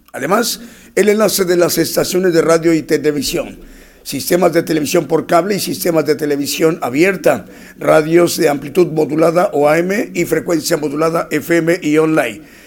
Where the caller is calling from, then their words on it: Mexico; Saludos desde México